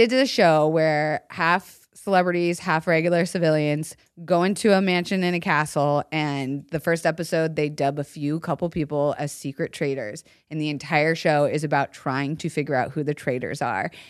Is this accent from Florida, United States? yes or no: yes; Florida, United States; moved away; I grew up in Florida